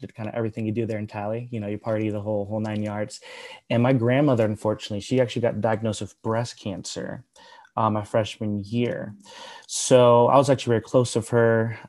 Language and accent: English; Miami, Florida, United States; So I'm actually from Miami, Florida, born and raised.